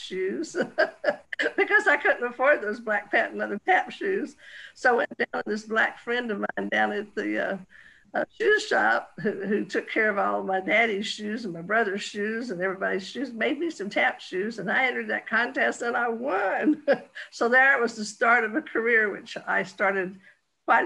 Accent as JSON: {"language": "English", "town": "Dalton", "region": "Georgia", "country": "United States", "tie": "born or raised there", "said": "I grew up in Dalton, Georgia"}